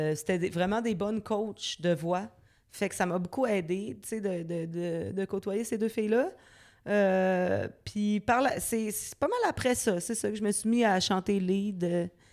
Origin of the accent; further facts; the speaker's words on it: Quebec City, Quebec, Canada; J'ai grandi à Loretteville, mhm. qui est une banlieue de Québec, évidemment